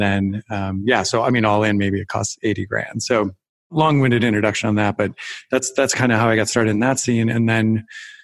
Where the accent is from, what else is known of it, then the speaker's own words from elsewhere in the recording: Wisconsin, United States; I grew up in Wisconsin